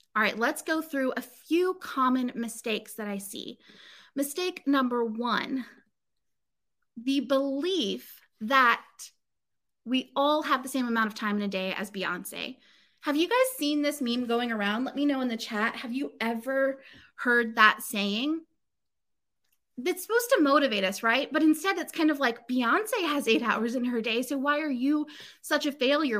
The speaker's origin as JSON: {"language": "English", "town": "Inverness", "region": "Florida", "country": "United States", "tie": "born or raised there", "also_born_or_lived": "Chicago", "moved": "yes", "said": "I grew up or I lived for several years as a kid um, in this place called Inverness, Florida"}